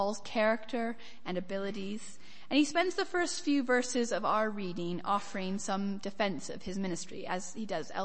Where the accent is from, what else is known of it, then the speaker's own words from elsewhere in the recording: United States; From my accent, I grew up in America, although I do get a surprising number of punts for Scottish, Irish, and even West Country